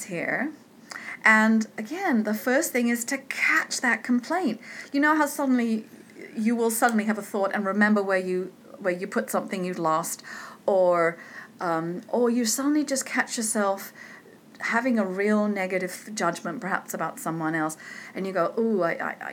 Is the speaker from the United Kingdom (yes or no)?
yes; United Kingdom; I'm British.